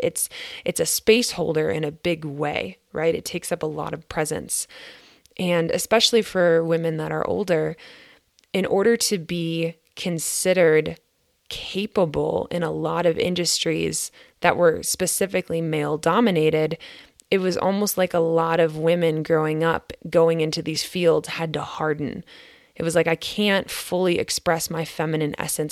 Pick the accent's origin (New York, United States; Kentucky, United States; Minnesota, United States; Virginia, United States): Minnesota, United States; I'm from Grit, Minnesota